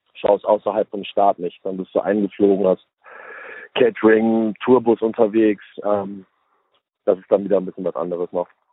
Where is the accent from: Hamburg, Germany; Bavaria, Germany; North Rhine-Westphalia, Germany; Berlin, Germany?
Hamburg, Germany; moved away as an adult; now in United States; ich komme aus Hamburg